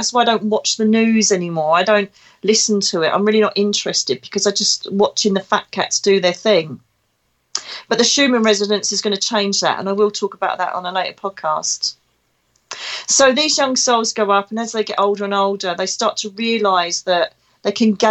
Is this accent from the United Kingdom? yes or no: yes; Essex, East of England, United Kingdom; now in Devon, United Kingdom; you can most probably tell from my dulcet tones I come from Essex. I'm an Essex girl living in Devon.